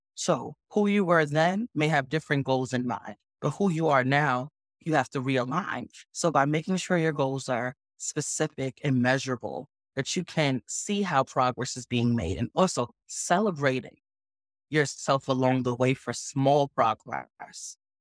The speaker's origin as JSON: {"language": "English", "town": "New York City", "region": "New York", "country": "United States", "tie": "born or raised there", "said": "born and raised in the Bronx, New York"}